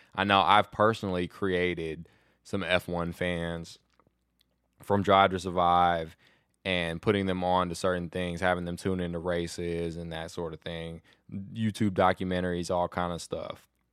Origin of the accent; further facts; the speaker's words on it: United States; American F one fans